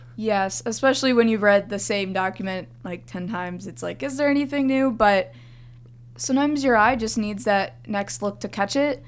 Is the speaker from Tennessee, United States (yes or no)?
no; Florida, United States; I was raised in Florida